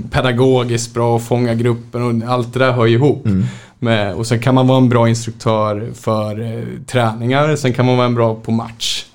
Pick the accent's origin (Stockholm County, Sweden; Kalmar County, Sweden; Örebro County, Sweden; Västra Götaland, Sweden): Stockholm County, Sweden; Märsta; född och uppvuxen i Hova utanför Märsta, eh, Sigtuna kommun.